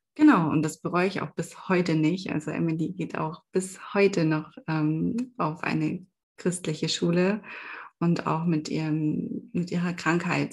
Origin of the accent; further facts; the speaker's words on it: eastern Germany, East Germany, Germany; bei uns im Osten